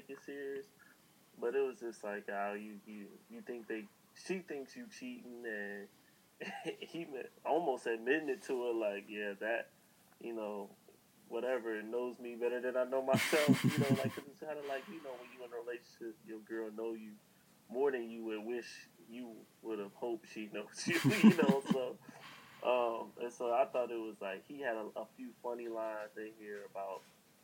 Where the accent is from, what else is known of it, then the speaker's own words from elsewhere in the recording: Chicago, Illinois, United States; we're both from Chicago.